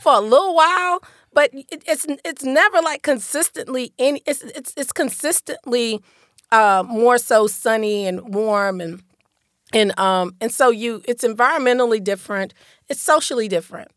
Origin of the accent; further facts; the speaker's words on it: Lakeland, Florida, United States; also born or lived in Detroit, Michigan; my experience growing up in Lakeland was uniquely positive